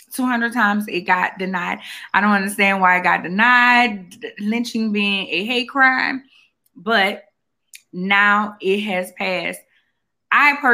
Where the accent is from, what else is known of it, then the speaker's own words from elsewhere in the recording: New Orleans, Louisiana, United States; I'm from New Orleans